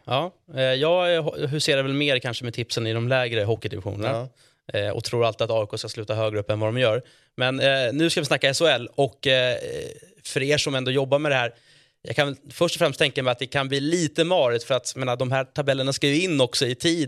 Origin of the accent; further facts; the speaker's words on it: Stockholm, Stockholm County, Sweden; Jag som är från Stockholm